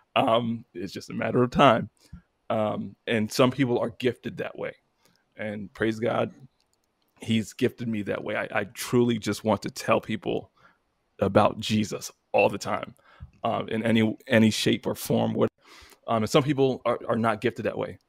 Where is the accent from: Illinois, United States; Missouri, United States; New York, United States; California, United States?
New York, United States; moved away as an adult; now in Virginia, United States; I'm from New York